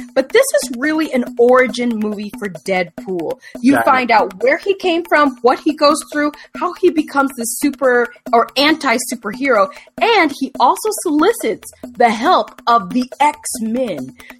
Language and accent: English; United States; I'm saying we because we're both American.